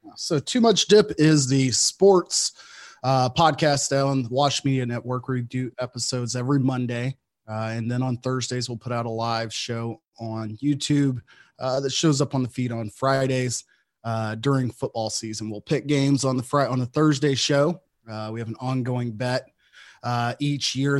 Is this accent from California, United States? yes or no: no; Texas, United States; I grew up in Texas